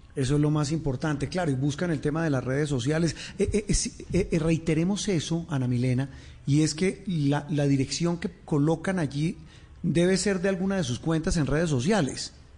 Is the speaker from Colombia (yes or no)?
yes; Colombia; como colombianos